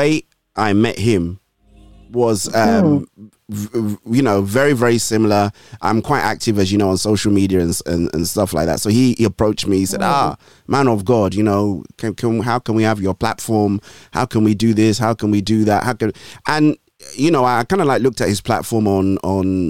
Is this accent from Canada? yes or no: no; Lagos, Nigeria; also born or lived in Ondo State / northern Nigeria; I grew up in Lagos